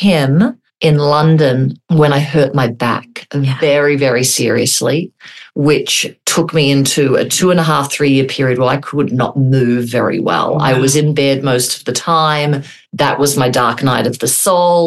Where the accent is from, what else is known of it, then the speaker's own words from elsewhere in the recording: Australia; moved away as an adult; now in United States; I'm from Australia